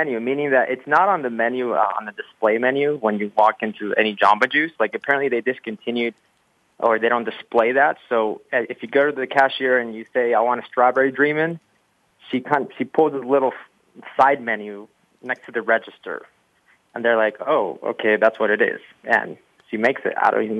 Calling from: Salt Lake City, Utah, United States; I'm calling from Salt Lake City, Utah.

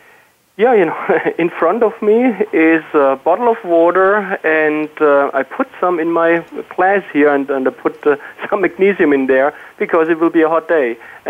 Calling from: Pocono Mountains, Pennsylvania, United States; I'm calling in, you know, from the lovely Pocono Mountains here, you know, along Route I-80

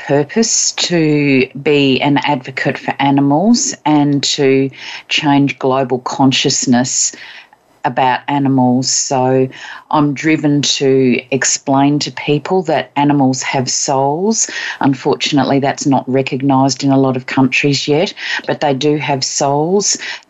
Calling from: Queensland, Australia; I'm in Queensland on the east coast of Australia.

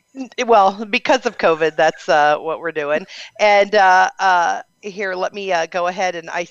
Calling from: Las Vegas, Nevada, United States; So I'm calling in from Vegas.

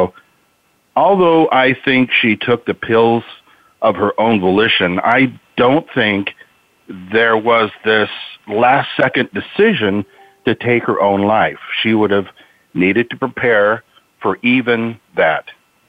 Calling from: Marysville, Washington, United States; Marysville, Washington.

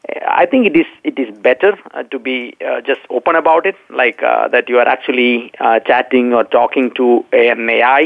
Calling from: Dallas, Texas, United States; I'm in Dallas, Texas.

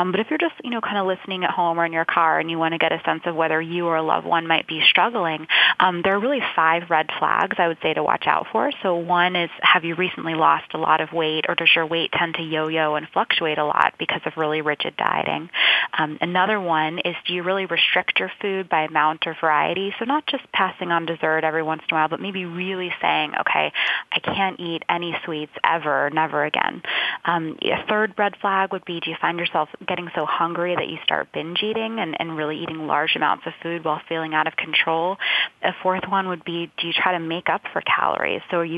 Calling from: Boston, Massachusetts, United States; I'm calling in from Boston.

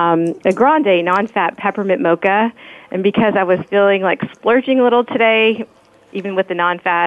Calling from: Palo Alto, California, United States; I'm in Palo Alto, California, and we are preparing for some major storm that's supposed to hit us tonight

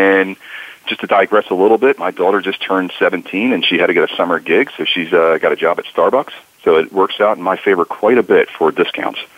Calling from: New Jersey, United States; I'm calling from uh, sunny South Jersey, just outside of Philadelphia.

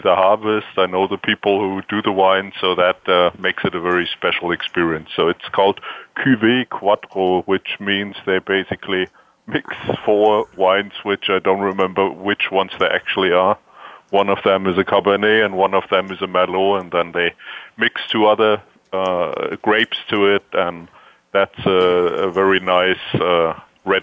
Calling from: Walldorf, Baden-Württemberg, Germany; I'm calling from beautiful Waldorf in Germany, close to Heidelberg.

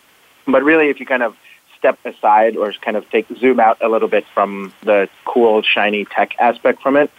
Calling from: Detroit, Michigan, United States; So I'm calling in from Detroit, Michigan, which is where Integral is based out of.

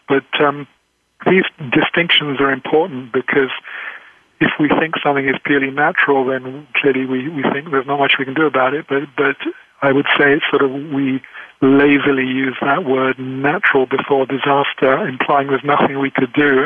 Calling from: England, United Kingdom; I'm calling from England

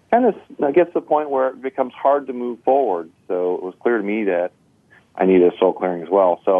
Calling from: Crown Point, Indiana, United States; We're calling you from Northwest Indiana, just outside the Chicagoland area, in a town called Crown Point.

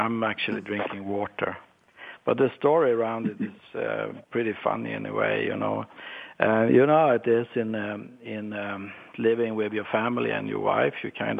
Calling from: Stockholm, Stockholm County, Sweden; Well, it's 5 in the afternoon and I'm calling in from Stockholm, right in the downtown by the water next to the Royal Palace.

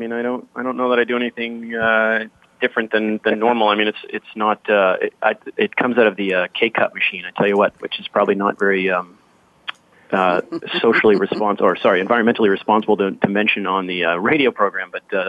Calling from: Seattle, Washington, United States; I'm actually calling from unusually sunny Seattle today. It's a beautiful, crisp day outside.

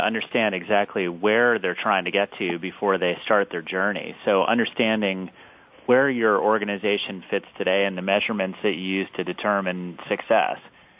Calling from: Houston, Texas, United States; I'm in beautiful Houston, Texas today.

